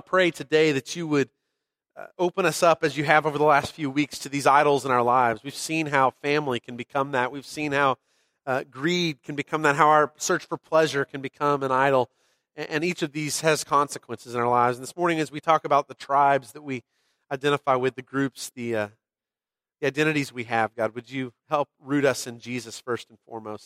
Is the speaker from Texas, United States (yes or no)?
yes; Texas, United States; moved away; I'm a Texan. I was born here and didn't quite get back as fast as I could. You know, we spent some time away, but we're glad we're back on this soil